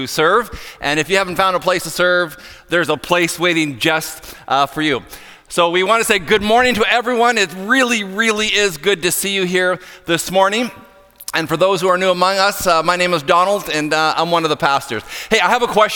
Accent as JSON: {"language": "English", "area": "hometown of Sidney Crosby", "region": "Nova Scotia", "country": "Canada", "tie": "born or raised there", "said": "my hometown boy, Sidney Crosby"}